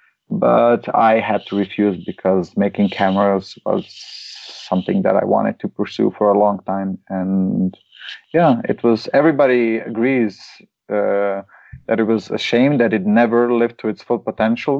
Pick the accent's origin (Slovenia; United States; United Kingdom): Slovenia; My hometown used to be a partner of the capital of culture or something like that, which was Maribor, the second biggest city in Slovenia